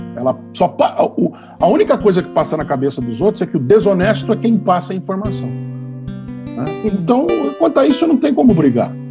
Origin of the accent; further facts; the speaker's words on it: São Paulo, Brazil; eu nasci branco em São Paulo, homem